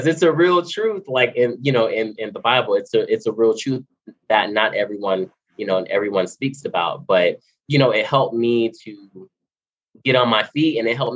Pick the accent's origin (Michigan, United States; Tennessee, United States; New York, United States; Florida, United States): Florida, United States; Miami; moved away as an adult; now in California, United States; I'm from Miami, Florida. I live in California now